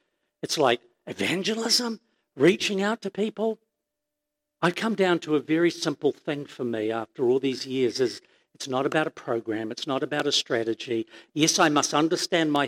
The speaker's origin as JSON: {"language": "English", "region": "Auckland", "country": "New Zealand", "tie": "born or raised there", "said": "I grew up in Glenis Pamir"}